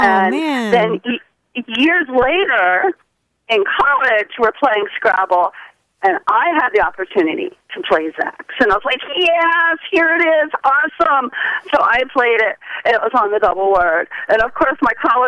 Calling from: Port St. Lucie, Florida, United States; I'm calling from Port St. Lucie

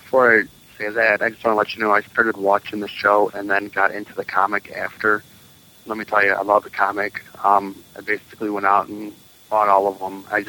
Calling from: Michigan, United States; I'm calling from Michigan.

